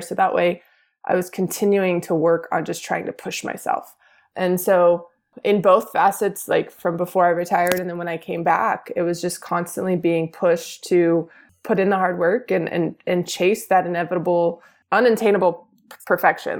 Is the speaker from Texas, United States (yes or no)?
yes; Houston, Texas, United States; I born and raised in Houston